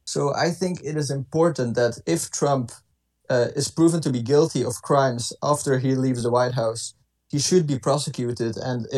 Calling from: Ghent, Flanders, Belgium; English is a second language; I am calling from Ghent.

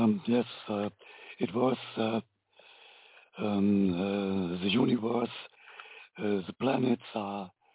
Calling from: Germany; I'm calling from Germany.

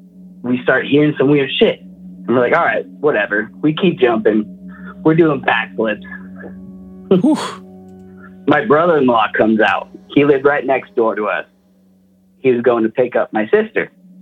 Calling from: Post Falls, Idaho, United States; Post Falls, Idaho.

